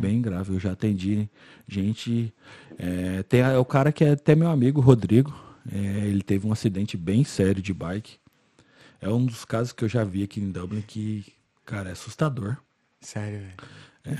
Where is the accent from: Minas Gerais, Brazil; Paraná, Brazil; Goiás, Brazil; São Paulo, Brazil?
Goiás, Brazil; Goiânia; moved away as an adult; now in Ireland; eu sou de Goiânia